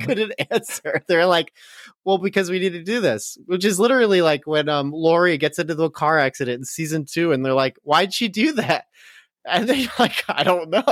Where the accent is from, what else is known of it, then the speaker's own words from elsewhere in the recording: United States; as an American